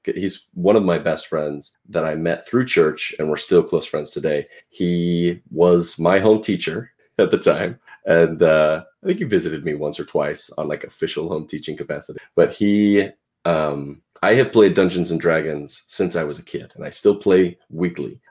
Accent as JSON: {"language": "English", "region": "Pacific Northwest", "country": "United States", "also_born_or_lived": "Portland, Oregon", "said": "I'm from the Pacific Northwest. I live near Portland, Oregon"}